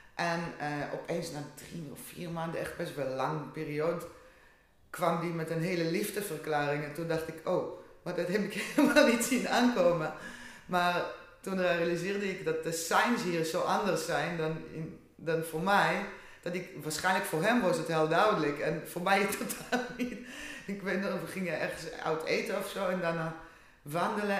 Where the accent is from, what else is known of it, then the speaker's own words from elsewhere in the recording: Israel; Dutch is a second language; now in Netherlands; ik kom uit Israël en ik ben nu 23 jaar in Nederland